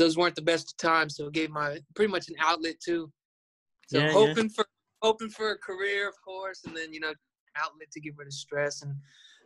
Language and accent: English; Florida, United States; I'm from Florida